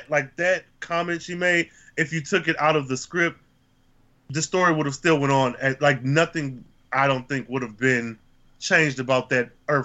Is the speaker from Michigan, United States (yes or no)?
yes; Flint, Michigan, United States; as somebody who's born and raised in Flint